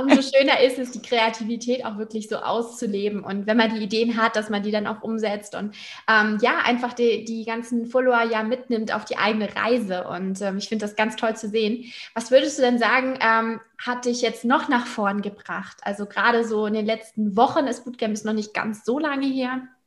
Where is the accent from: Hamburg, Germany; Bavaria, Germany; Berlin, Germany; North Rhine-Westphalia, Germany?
Hamburg, Germany; in meiner Heimat Hamburg